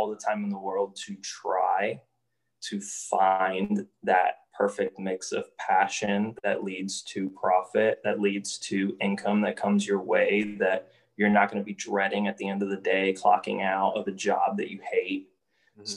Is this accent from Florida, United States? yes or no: yes; Miami, Florida, United States; moved away as an adult; also born or lived in Delray Beach, Florida / Georgia; now in Indianapolis, United States; I lived in Miami for 25 years of my life and hadn't experienced anything else other than